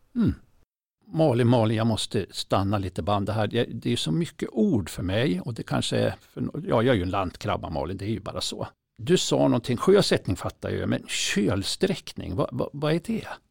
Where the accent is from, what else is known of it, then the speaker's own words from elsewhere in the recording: inland Norrland, Sweden; Norrlands inland, alltså det är till och med där jag är från